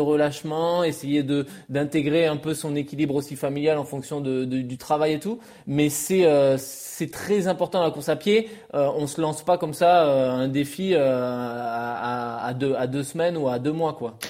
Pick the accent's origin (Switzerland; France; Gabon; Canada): France; en tant que Français